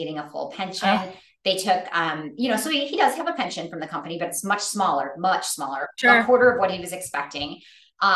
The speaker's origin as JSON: {"language": "English", "region": "Michigan", "country": "United States", "tie": "born or raised there", "moved": "as an adult", "said": "I grew up in Michigan. I spent the first 40 years of my life there, born and raised"}